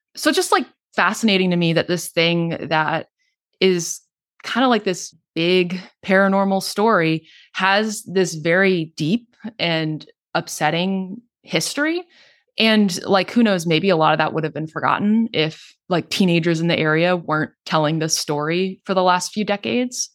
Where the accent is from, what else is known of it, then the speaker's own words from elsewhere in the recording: North Texas, United States; moved away as an adult; I grew up in North Texas.